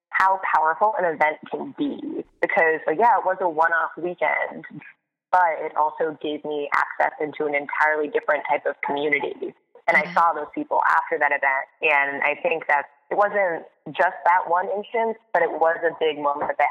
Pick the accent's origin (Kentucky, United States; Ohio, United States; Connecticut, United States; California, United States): Connecticut, United States; moved away as an adult; also born or lived in Boston; now in New York City, United States; I grew up in Connecticut, went to school at Boston University, and then graduated early on purpose so that I could move to New York City as soon as I possibly could.